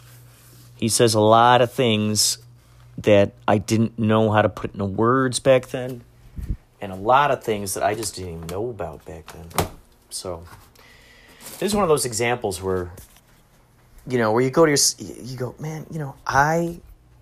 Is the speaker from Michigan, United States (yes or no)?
no; Chicago, Illinois, United States; I'm from the Chicagoland area